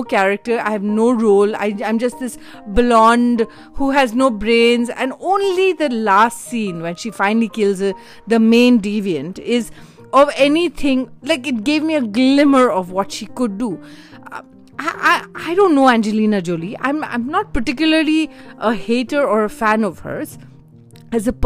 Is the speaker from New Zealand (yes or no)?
no; India; as an Indian